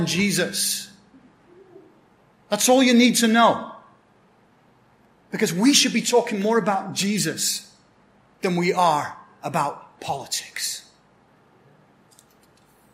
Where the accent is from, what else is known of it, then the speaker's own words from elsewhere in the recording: Blackburn, North West England, United Kingdom; moved away; My hometown in England is a town called Blackburn, so I'm what you call a Blackburnian